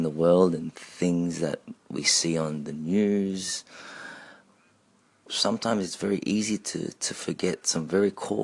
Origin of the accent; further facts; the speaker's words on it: Australia; also born or lived in Philippines; as a Filipino-Australian, or if I may say an Aussie, I have to look to my Filipino roots